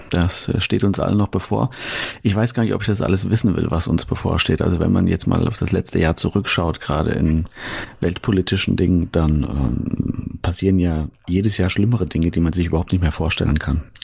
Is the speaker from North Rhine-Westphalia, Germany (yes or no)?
no; Fulda, Hesse, Germany; Ich will das in Fulda machen, meiner Heimatstadt.